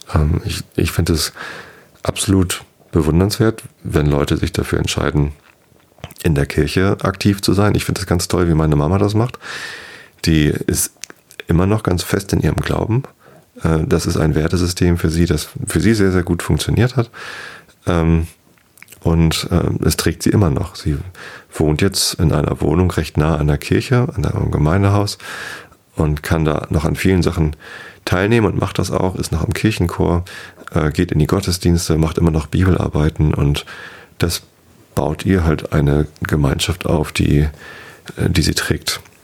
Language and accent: German; Wistedt, Lower Saxony, Germany; Ich bin in Wisted aufgewachsen. Das ist ein kleines Dorf, gehört zur Samtgemeinde Tosted